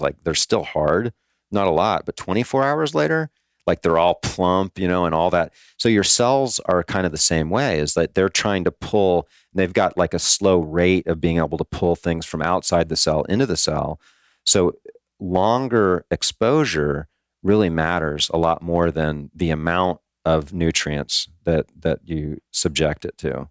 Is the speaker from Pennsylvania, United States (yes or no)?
no; Hawaii, United States; now in Florida, United States; I grew up in Hawaii